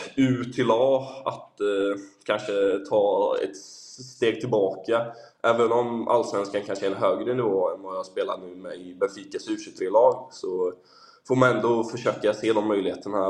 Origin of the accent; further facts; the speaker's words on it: Sweden; now in Portugal; hemma i Sverige